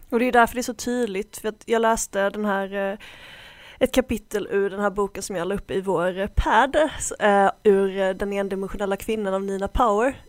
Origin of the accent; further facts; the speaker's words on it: Sweden; jag är väldigt svensk